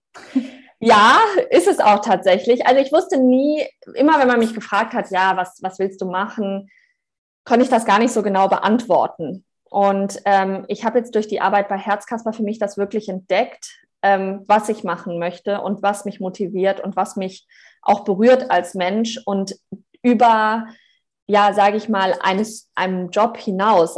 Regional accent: Germany; moved away; also born or lived in Australia; ich bin halt auch Deutsche

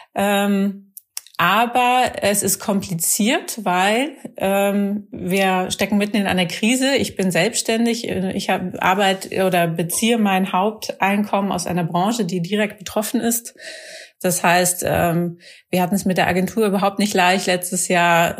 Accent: Rhineland, Germany; im Rheinland, wo ich herkomme

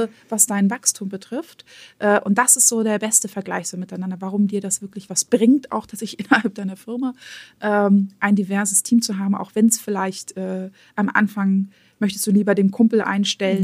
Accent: Germany; Bei uns in Deutschland

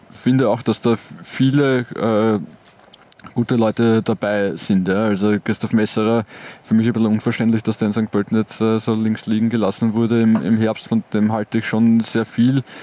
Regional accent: Colombia; German is a second language; vielleicht hat, hatten wir als Kolumbianer hatten wir wahrscheinlich gar nicht so viel lange Hosen.

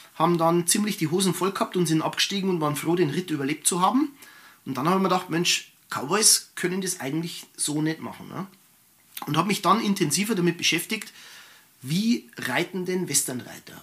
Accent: Germany; bei uns in Deutschland

